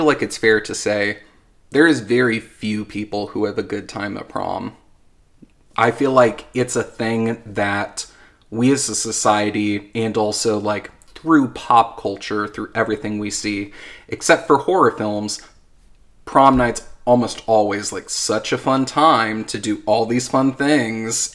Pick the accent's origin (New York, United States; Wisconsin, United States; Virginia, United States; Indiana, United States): Indiana, United States; Anderson; I'm from Anderson